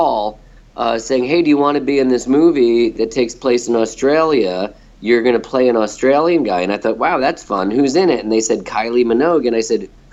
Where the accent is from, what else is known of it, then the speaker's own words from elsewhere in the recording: New Jersey, United States; I'm from New Jersey. I'm from a blue-collar town